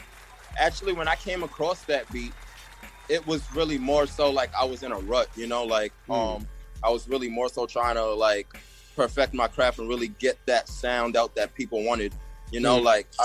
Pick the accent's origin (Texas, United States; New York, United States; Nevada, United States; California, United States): New York, United States; Staten Island; I'm from Port Richmond.